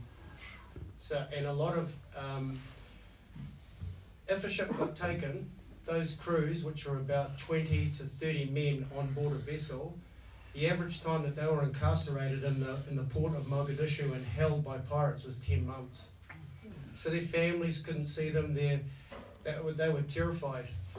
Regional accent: New Zealand; So as a Kiwi bloke, ex-military

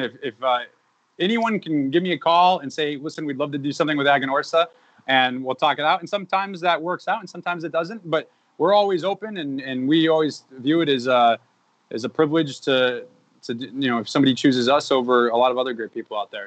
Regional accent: Massachusetts, United States; I grew up in Massachusetts

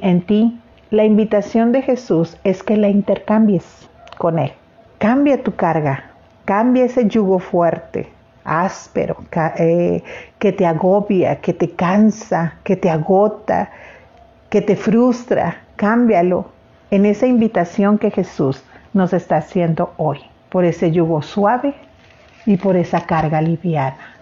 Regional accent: Sinaloa, Mexico; los sinaloenses comemos también muchísimo

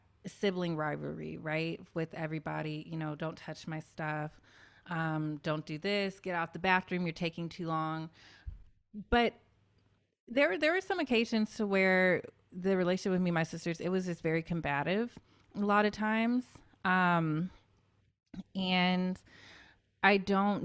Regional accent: Memphis, Tennessee, United States; a lot of Black kids in my community growing up in Memphis

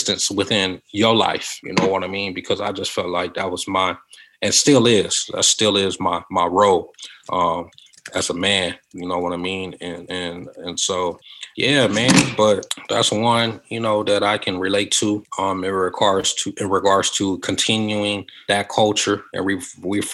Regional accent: Compton, California, United States; growing up in Compton

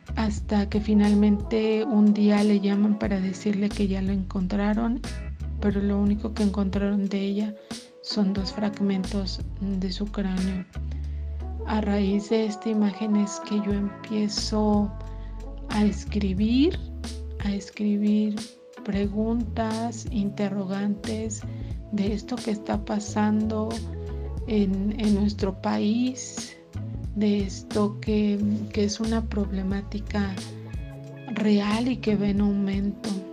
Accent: Querétaro, Mexico; soy queretana

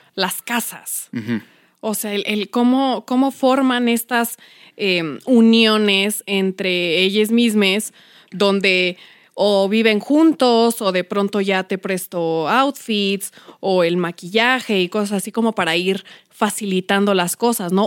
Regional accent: Mexico City, Mexico; yo soy de Iztapalapa

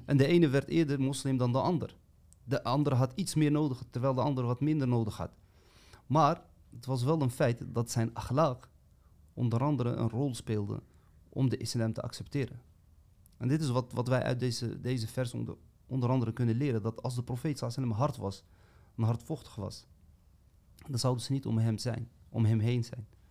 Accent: Amsterdam, North Holland, Netherlands; now in Eindhoven, Netherlands; Ik ben 37 jaar, woonachtig in Eindhoven, opgegroeid in Amsterdam. Uh, vandaar ook dus mijn accent

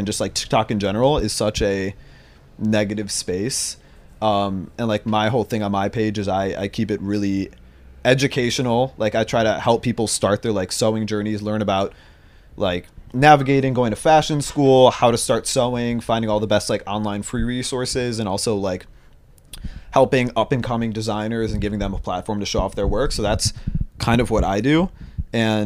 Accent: Chicago, Illinois, United States; now in New York City, United States; I'm 21, and I'm from Chicago, Illinois.

